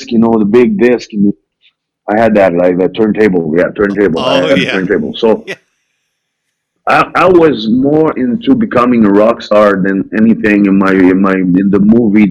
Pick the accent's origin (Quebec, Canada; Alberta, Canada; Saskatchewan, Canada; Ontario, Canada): Quebec, Canada; small town far east of Quebec City, Canada; English is a second language; I come from a small town. Far east from Quebec City, of 5 hours